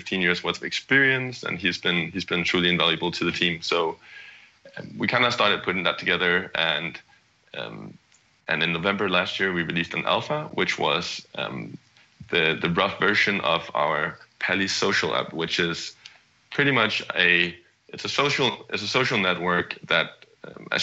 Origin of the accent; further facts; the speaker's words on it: Copenhagen, Capital Region of Denmark, Denmark; moved away as an adult; also born or lived in California, United States; I'm originally from Copenhagen, Denmark, and moved across the pond to the US in 2010